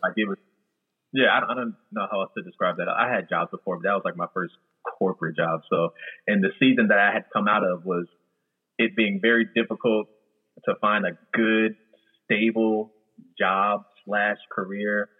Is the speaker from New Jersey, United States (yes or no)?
yes; New Jersey, United States; also born or lived in Florida; I'm originally from South Jersey